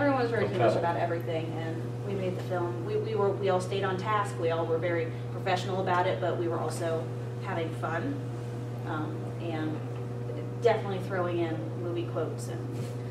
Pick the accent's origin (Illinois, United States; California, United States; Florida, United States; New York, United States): Florida, United States; moved away; also born or lived in Tucson, Arizona; I'm from Florida.